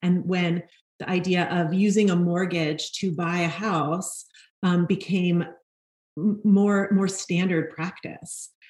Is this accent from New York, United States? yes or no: yes; New York City, New York, United States; I grew up in Brooklyn, New York, and I am a fourth generation New Yorker